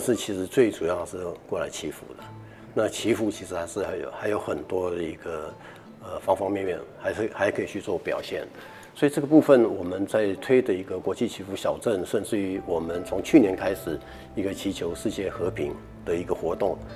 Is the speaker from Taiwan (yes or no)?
yes; Keelung, Taiwan; 我们是基隆人